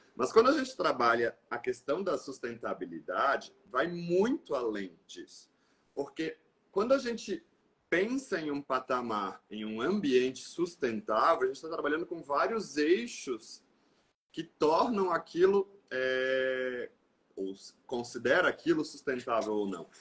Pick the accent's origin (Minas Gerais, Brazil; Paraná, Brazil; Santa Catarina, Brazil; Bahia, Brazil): Santa Catarina, Brazil; Quilombo; also born or lived in Porto Belo / Modelo / Itá; Eu sou natural de Quilombo, um município do extremo oeste do interior de Santa Catarina